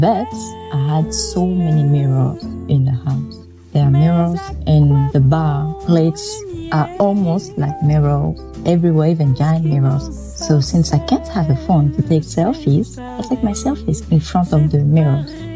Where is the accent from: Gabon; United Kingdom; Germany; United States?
Gabon; moved away; I grew up in Argenté, which is the economical capital of Gabon.